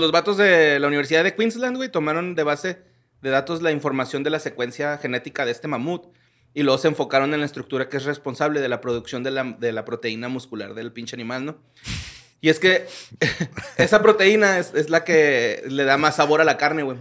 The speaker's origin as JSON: {"language": "Spanish", "country": "Mexico", "said": "soy mexicano"}